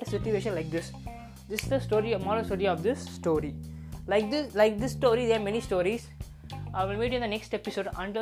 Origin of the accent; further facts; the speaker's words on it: Chennai, Tamil Nadu, India; We both are typical Mailapur guys